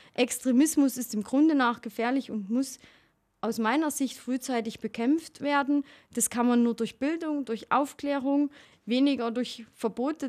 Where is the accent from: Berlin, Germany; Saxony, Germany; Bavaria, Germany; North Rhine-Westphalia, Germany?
Saxony, Germany; Erzgebirge; accent: Saxon / mixed with Allgäu; moved away as an adult; now in Allgäu, Germany; ich komme aus dem Erzgebirge und habe da natürlich ähm, eine, eine politische Erfahrung als Kind gemacht und als Jugendliche